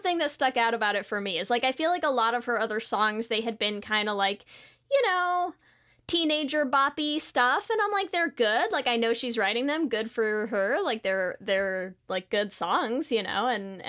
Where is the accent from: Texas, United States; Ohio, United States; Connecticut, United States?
Connecticut, United States; near Mohegan Sun; close to my hometown.